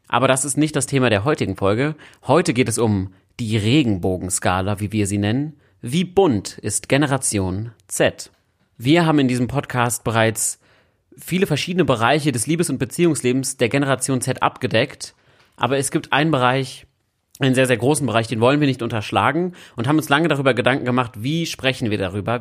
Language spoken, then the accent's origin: German; Berlin, Germany; Als Berliner Junge bin ich ja in Kreuzberg aufgewachsen